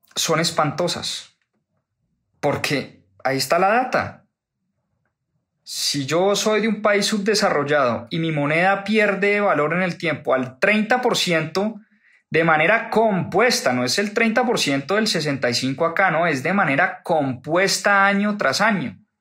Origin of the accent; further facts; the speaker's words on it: Colombia; que soy colombiano